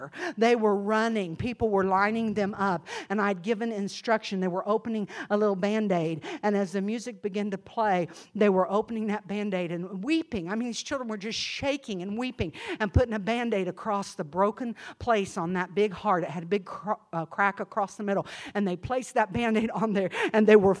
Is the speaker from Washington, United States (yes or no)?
no; Ohio, United States; accent: Yankee; moved away as an adult; also born or lived in Tennessee; I was living in Tennessee, but I was a transplant from Ohio